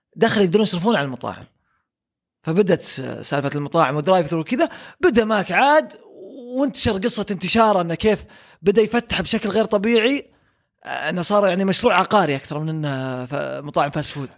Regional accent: Saudi Arabia

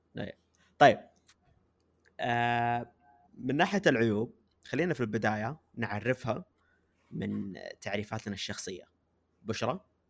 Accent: Saudi Arabia; أنا جالس أتكلم كمجتمع كعارف كسعودية كبلد

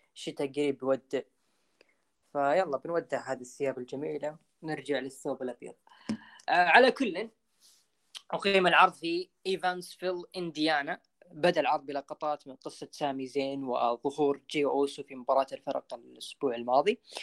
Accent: Saudi Arabia; عندنا بالسعوديه

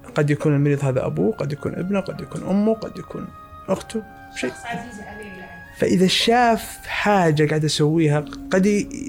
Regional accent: Saudi Arabia; عندنا في السعوديه

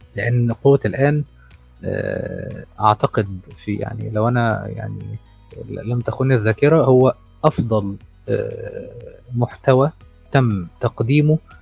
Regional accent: Egypt; عندنا في مصر

